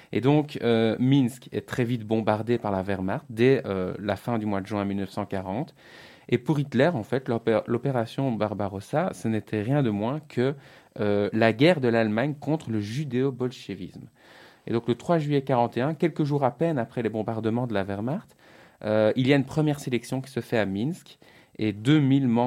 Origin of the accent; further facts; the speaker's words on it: Liège, Wallonia, Belgium; par exemple, la ville de Liège aujourd'hui en Belgique.